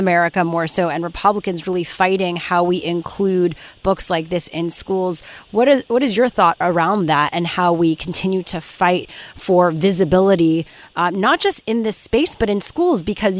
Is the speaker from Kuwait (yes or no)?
no; Canada; I'm Canadian.